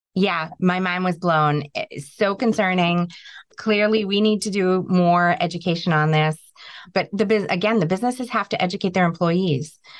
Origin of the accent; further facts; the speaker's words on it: New England, United States; we're from New England. We're very resilient.